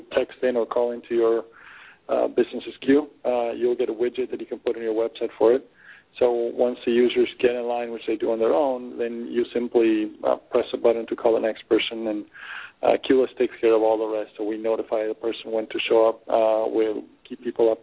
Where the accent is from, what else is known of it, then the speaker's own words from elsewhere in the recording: Argentina; moved away; also born or lived in Germany / Peru / Boston / California; I was born and raised in Argentina.